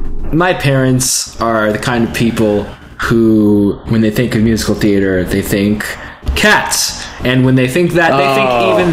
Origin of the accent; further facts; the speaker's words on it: South Texas, United States; I'm from South Texas.